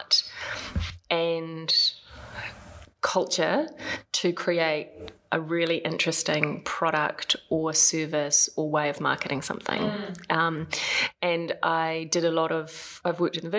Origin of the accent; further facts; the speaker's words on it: Palmerston North, Manawatū-Whanganui, New Zealand; moved away as an adult; also born or lived in Wellington / Melbourne / Japan / London; I hail from Palmerston North, apparently the shittest town in New Zealand.